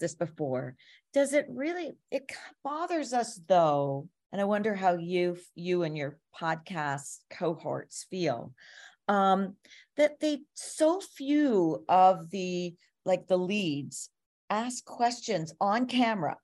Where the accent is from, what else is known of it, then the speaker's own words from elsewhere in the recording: Toronto, Ontario, Canada; I'm from Toronto.